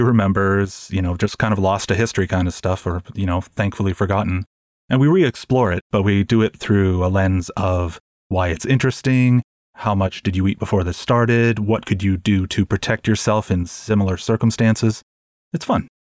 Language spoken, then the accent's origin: English; Toronto, Ontario, Canada; I'm from Toronto, and one of the points of our distinct, of the distinction of living in Toronto is that we have the Maple Leafs